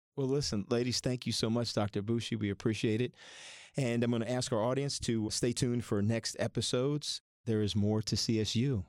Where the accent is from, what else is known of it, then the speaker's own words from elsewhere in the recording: Philadelphia area, Pennsylvania, United States; now in Ohio, United States; I grew up in the Philadelphia area, and I'm, when I moved to Ohio